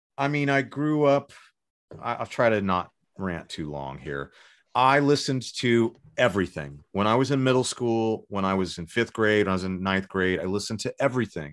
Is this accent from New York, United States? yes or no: no; Los Angeles, California, United States; also born or lived in San Diego / Sherman Oaks; I was born in Pa-, Panorama City in, in, in the, uh, north, north part of Lo-, the Los Angeles area in the, in, like, totally the valley. And, uh, grew up there till I was about fourteen or fifteen